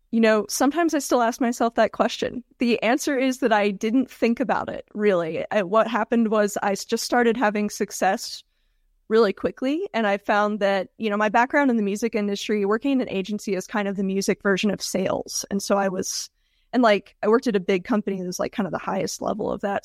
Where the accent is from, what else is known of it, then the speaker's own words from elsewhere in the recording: Georgia, United States; moved away as an adult; also born or lived in Tennessee; now in Denver, United States; I grew up in Georgia and moved to Tennessee for college